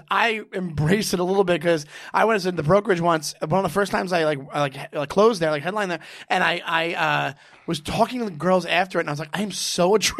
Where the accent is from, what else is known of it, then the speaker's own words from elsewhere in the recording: Nassau County, Long Island, New York, United States; moved away; I'm from Nassau County.